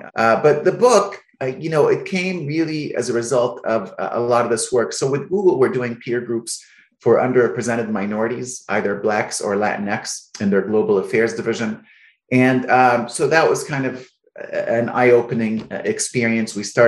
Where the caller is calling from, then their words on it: Alexandria, Virginia, United States; I'm calling from Alexandria, Virginia.